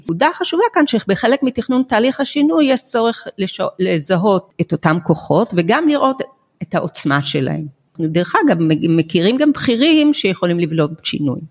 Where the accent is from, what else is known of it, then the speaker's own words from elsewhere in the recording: Israel; אנחנו כישראלים